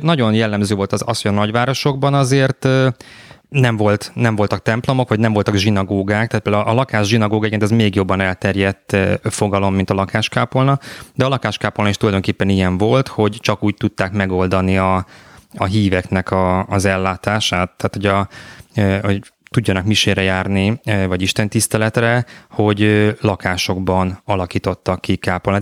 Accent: Budapest, Hungary; Én Mátyás földön nőttem föl

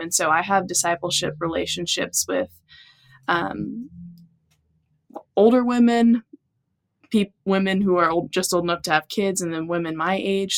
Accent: Texas, United States; growing up in Texas

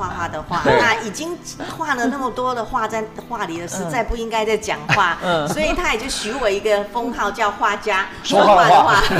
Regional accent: Taiwan; 其实我们台湾。土生土长哦

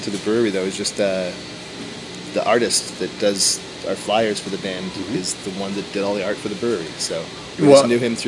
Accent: Chicago, Illinois, United States; moved away; we're from Chicago.

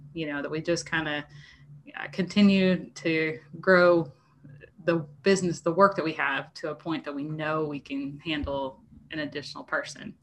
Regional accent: New Jersey, United States; moved away as an adult; now in Arkansas, United States; I was from South Jersey

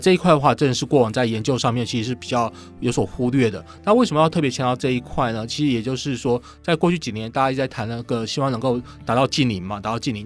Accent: Taiwan; 我们台湾这边

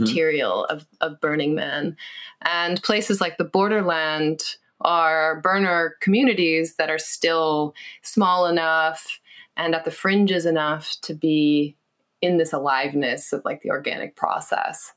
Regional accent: West Coast, United States; moved away; growing up on the West Coast

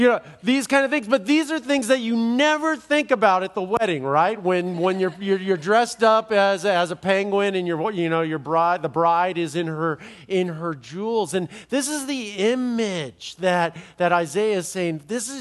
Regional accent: Los Angeles, California, United States; I'm from Los Angeles, and I know that.

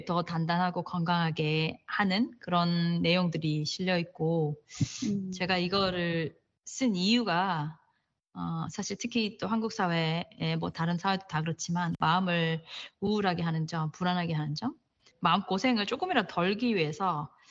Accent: Daegu, South Korea; moved away as an adult; also born or lived in Boston; now in United States; 전 대구 사람이거든요

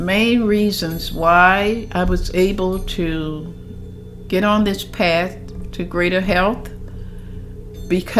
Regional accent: Chevy Chase, Maryland, United States; we lived in Chevy Chase, Maryland. I grew up in Chevy Chase

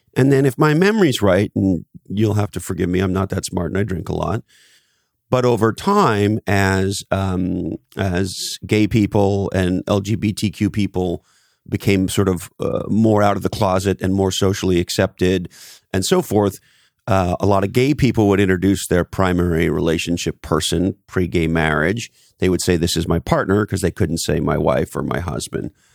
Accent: Canada; so I grew up in Canada, on the East Coast of Canada.

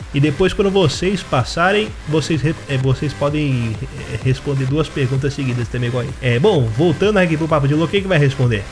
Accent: Rio de Janeiro, Brazil; também sou do Rio

